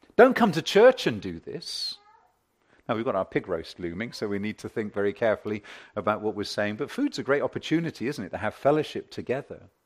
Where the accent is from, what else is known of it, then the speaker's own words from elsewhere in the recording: United Kingdom; I'm British.